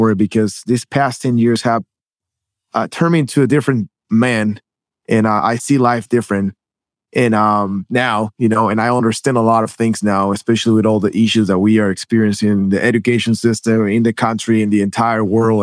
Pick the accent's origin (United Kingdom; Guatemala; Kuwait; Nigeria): Guatemala; moved away as an adult; now in United States; I was born and raised in Guatemala. I moved to the States.